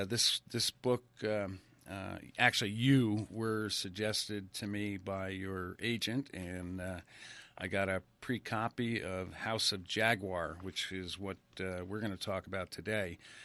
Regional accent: Ridgefield, Connecticut, United States; moved away as an adult; also born or lived in Stamford, Connecticut; when I was, I think, third grade, we moved to a little town called Ridgefield, Connecticut. Mm-hmm. Which is below Danbury.

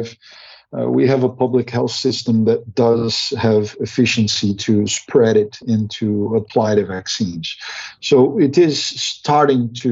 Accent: Brazil; I'm from Brazil

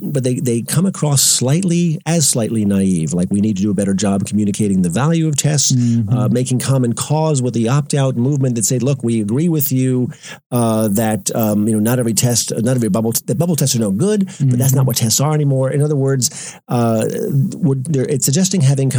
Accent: Long Island, New York, United States; Long Island, where I grew up, my hometown

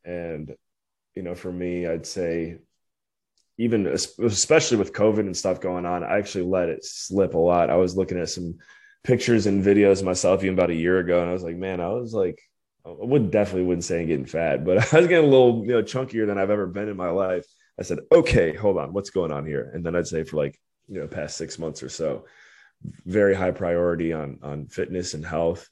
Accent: Cleveland, Ohio, United States; moved away as an adult; also born or lived in Western Pennsylvania / Belize / Washington, D.C.; born and raised in Cleveland, Ohio, or Northeast Ohio area

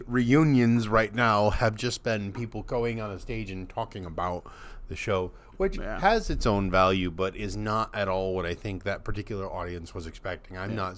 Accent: United States

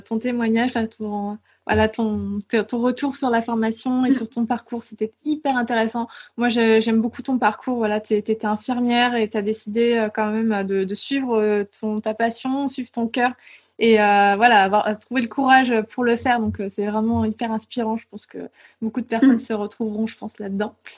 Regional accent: Île d'Oléron, Nouvelle-Aquitaine, France; je viens de l'île de Léron, je, viens de vraiment de la campagne.

